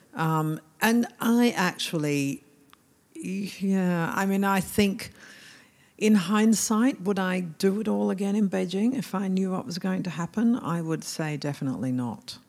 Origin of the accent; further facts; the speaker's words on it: Melbourne, Victoria, Australia; moved away as an adult; also born or lived in Hong Kong / Shanghai; I come from Melbourne